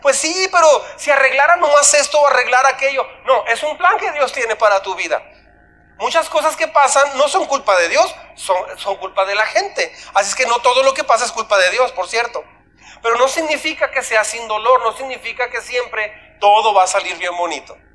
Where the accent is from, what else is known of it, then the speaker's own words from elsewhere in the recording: Ascensión, Chihuahua, Mexico; born there; Ok, yo nací aquí en Ascensión. Digo, no, yo nací aquí.